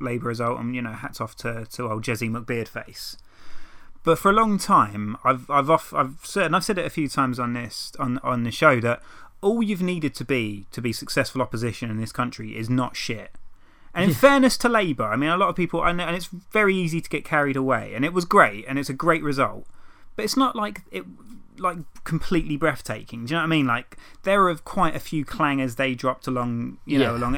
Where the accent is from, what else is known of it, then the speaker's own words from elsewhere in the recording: England, United Kingdom; when you're English, you can't pretend to be from somewhere else